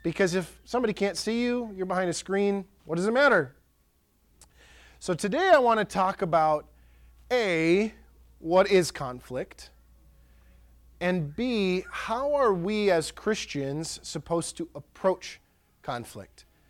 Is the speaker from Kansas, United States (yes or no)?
no; Pierce County, Wisconsin, United States; born or raised there